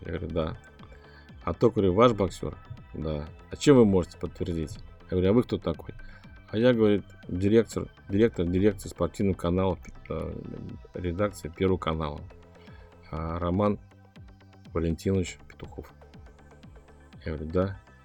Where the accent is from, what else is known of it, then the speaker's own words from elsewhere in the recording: Kazan, Tatarstan, Russia; я говорю, из Казани